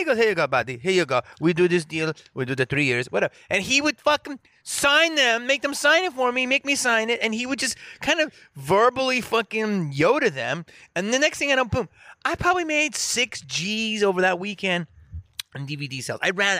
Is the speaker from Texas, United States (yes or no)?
no; Philadelphia, Pennsylvania, United States; I mean, growing up in Philly, everybody was fucking around and everybody had to be funny to not get your ass beat, you know?